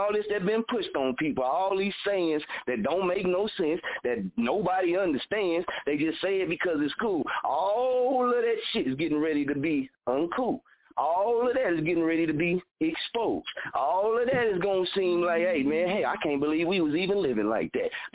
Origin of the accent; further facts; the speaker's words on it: Muskogee, Oklahoma, United States; this is my hometown